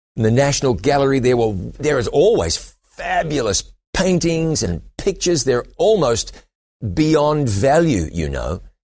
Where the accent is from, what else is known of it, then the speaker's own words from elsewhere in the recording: New Zealand; moved away; also born or lived in London, United Kingdom; I went back to my home country of New Zealand